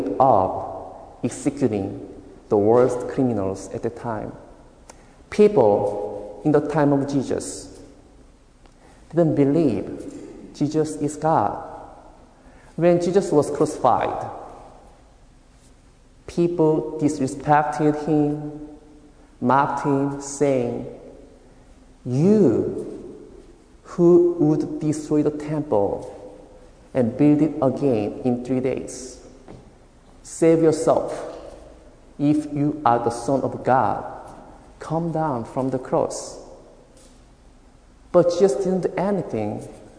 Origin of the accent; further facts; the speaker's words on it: South Korea; moved away; originally I am from South Korea